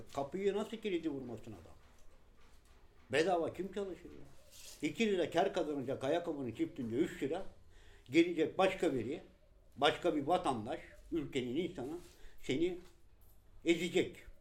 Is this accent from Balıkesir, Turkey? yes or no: yes; Balıkesir, Turkey; now in Istanbul, Turkey